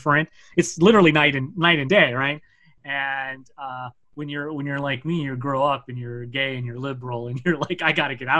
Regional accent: San Diego, California, United States; moved away as an adult; also born or lived in Los Angeles / San Francisco; I have what is called a love-hate relationship with my hometown. And I've made this clear before, so it's nothing I'm embarrassed to talk about. San Diego is a weird city for me.

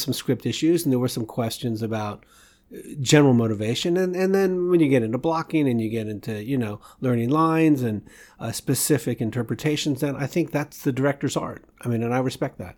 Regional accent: Washington, District of Columbia, United States; moved away as an adult; also born or lived in Boston; I'm from Washington D.C. area

